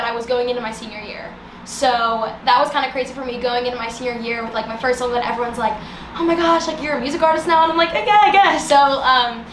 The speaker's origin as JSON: {"language": "English", "town": "New Orleans", "region": "Louisiana", "country": "United States", "tie": "born or raised there", "said": "I'm from New Orleans, Louisiana, born and raised"}